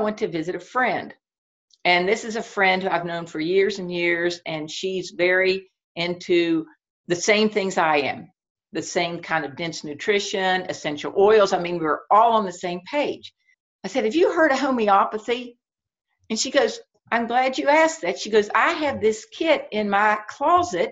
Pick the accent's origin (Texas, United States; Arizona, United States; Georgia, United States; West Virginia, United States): West Virginia, United States; moved away as an adult; now in Shenandoah Valley, Virginia, United States; I grew up in West Virginia and I live in the Shenandoah Valley in Virginia right now.